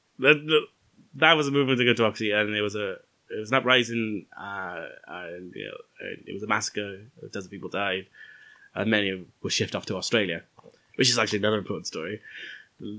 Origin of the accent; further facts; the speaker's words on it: Wales, United Kingdom; being Welsh.